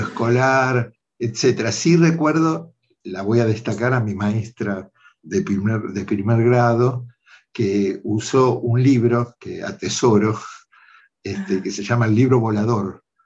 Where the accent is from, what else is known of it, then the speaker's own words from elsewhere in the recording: Mar del Plata, Buenos Aires Province, Argentina; moved away; Yo nací en Mar del Plata, soy bonaerense, así en esa ciudad